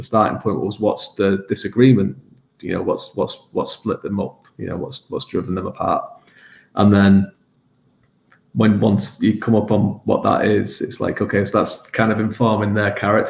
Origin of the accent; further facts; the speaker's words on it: England, United Kingdom; I grew up in England, where it's like this island nation